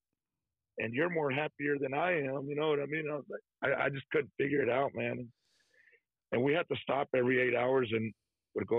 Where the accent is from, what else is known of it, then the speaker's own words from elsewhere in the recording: Texas, United States; I'm from Texas